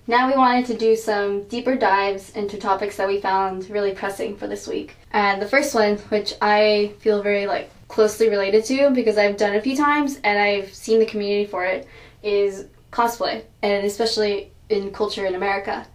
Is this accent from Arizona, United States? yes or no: no; Houston, Texas, United States; I'm from Houston, so like NASA is in Houston, so everyone knew about it.